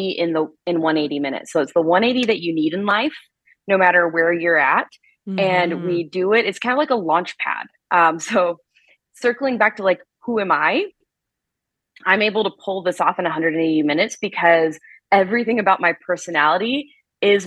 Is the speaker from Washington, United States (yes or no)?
no; South Carolina, United States; now in Arizona, United States; I grew up in South Carolina